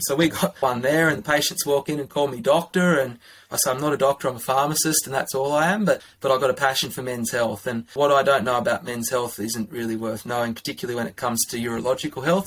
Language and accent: English; Armidale, New South Wales, Australia; now in Canberra, Australia; I'm originally from Armidale, which is in northern New South Wales.